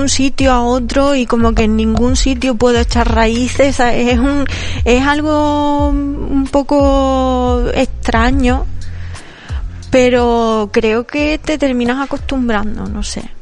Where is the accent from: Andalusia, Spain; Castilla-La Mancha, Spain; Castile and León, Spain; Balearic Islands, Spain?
Andalusia, Spain; moved away; me da como nostalgia o melancolía de la de lo que son mis raíces, ¿no? Y, nunca me había pasado hasta ahora que estoy más lejos de Andalucía